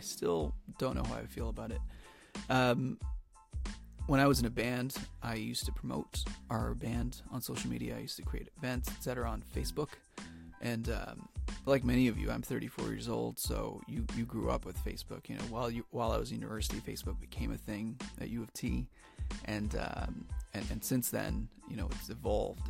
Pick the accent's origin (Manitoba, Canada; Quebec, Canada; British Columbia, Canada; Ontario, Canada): Ontario, Canada; Toronto; I'm from Toronto, Ontario, in Canada